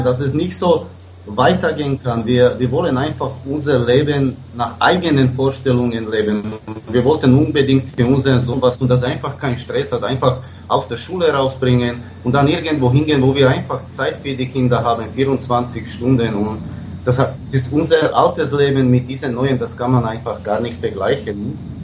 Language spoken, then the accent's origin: German; Slovakia; moved away; ich komme aus der Slowakei